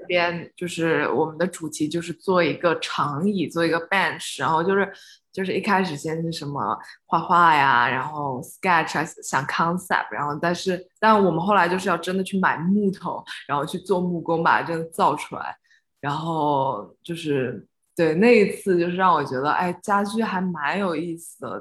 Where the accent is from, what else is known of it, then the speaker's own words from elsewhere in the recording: Suzhou, Jiangsu, China; moved away as an adult; now in Los Angeles, United States; 因为我是苏州人，然后我，我们就是在苏州的国际学校上